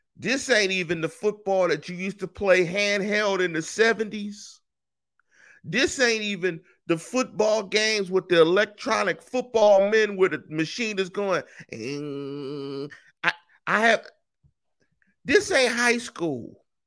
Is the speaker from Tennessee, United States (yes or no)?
no; Inglewood, California, United States; also born or lived in Pittsburgh; I grew up in that area